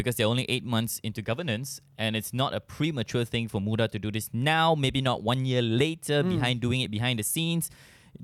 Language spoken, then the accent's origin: English; Malaysia; as a Malaysian